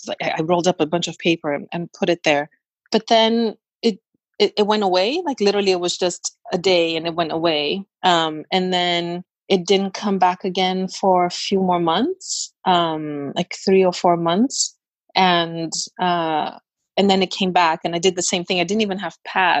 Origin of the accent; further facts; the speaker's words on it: Brazil; I grew up in Brazil where it's very hot